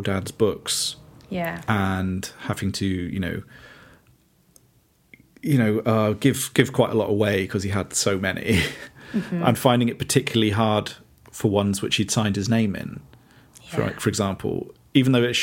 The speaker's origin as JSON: {"language": "English", "town": "Bristol", "region": "South West England", "country": "United Kingdom", "tie": "born or raised there", "said": "I grew up in Bristol"}